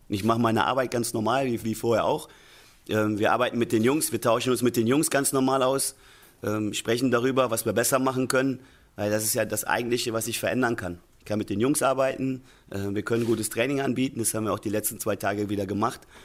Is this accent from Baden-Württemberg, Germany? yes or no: no; Cologne, North Rhine-Westphalia, Germany; ich bin selber in Köln groß geworden